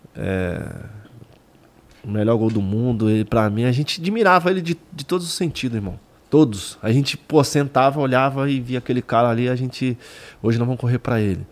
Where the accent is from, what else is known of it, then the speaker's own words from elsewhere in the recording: Minas Gerais, Brazil; moved away; Eu sou mineiro